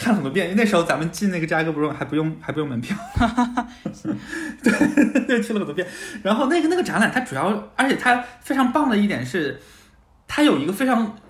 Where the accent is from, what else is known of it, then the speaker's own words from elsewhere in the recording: China; 他们就会觉得这是因为我就是中国人有一个 one hundred years humiliation trauma，